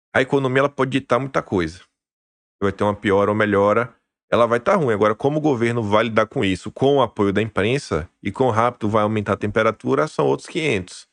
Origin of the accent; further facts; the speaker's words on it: Brazil; nós somos brasileiros. No final do dia, nós somos brasileiros.